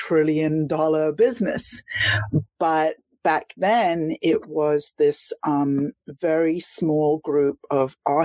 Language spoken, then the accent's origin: English; London, United Kingdom; moved away as an adult; also born or lived in Miami, Florida; I was from London, but I moved to Miami because London felt to me as though I was on the outside, even though I was a Londoner.